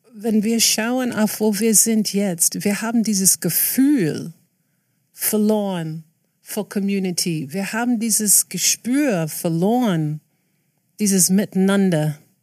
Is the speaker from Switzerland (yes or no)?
no; New York City, New York, United States; German is a second language; now in Berlin, Germany; ich bin aufgewachsen in Queens, New York